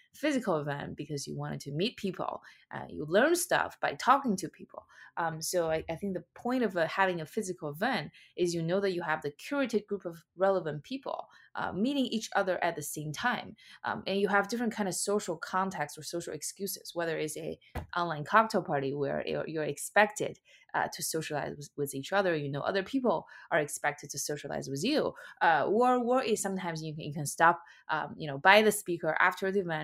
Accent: China; moved away as an adult; now in United States; I was born and raised in China, and I moved to the US for college.

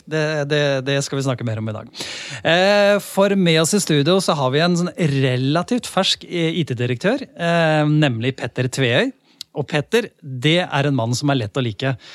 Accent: Lier, Buskerud, Norway; jeg er fra Lier

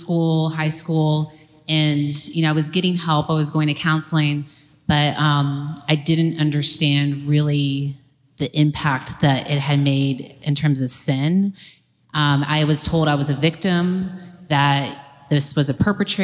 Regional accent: Atlanta, Georgia, United States; I grew up here in Atlanta

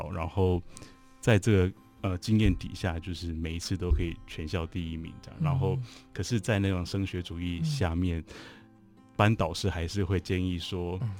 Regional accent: Changhua County, Taiwan; 大家好，我是彰化人。其实从小就是很喜欢画画，不过因为算是 比较会念书的小孩，然后后来又念私立中学。

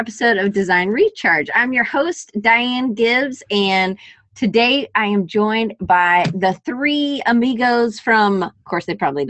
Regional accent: Georgia, United States; now in Alabama, United States; I'm from Georgia, too, so I understand the pull. I just got to Alabama.

